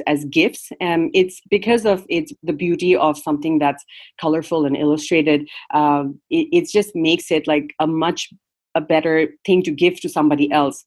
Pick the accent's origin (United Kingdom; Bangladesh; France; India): Bangladesh; Dhaka, Dhaka Division; English is a second language; moved away as an adult; also born or lived in Canada / California, United States; now in United States; I grew up in Bangladesh, and I've lived in North America since I started college. So from like about 18, I've lived in Canada and now the USA. But that means that my entire childhood was in Bangladesh